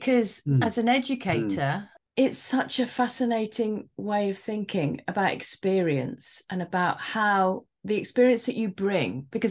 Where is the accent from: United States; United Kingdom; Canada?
United Kingdom; England; I was born in England